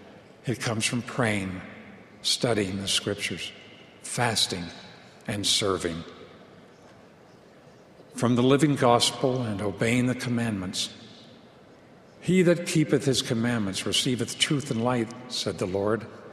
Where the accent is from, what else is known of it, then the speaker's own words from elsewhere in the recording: Long Island, New York, United States; Growing up on Long Island in New York